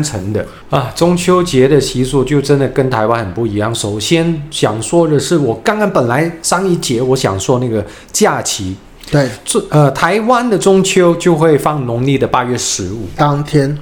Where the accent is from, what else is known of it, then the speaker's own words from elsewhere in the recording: Hong Kong; now in Taiwan; 我是来自香港的港仔